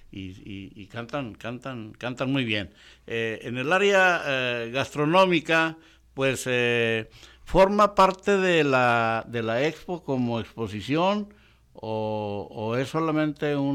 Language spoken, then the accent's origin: Spanish; Sonora, Mexico; como sonorense, pues en, mi caso, podría yo ponerme en contacto con algún artesano de Sonora y traer productos de Sonora y exponerlos aquí